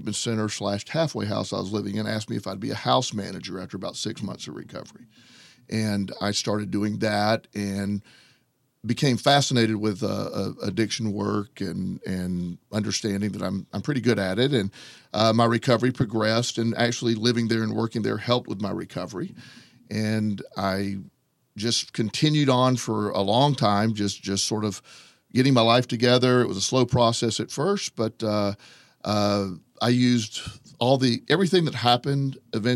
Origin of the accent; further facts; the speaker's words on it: Plant City, Florida, United States; I grew up in Florida, a little town called Plant City. It's just a little bit east of Tampa.